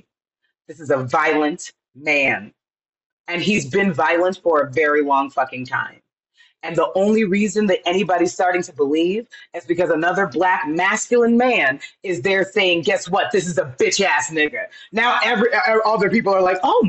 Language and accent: English; Florida, United States; I'm from Florida, right? Born and raised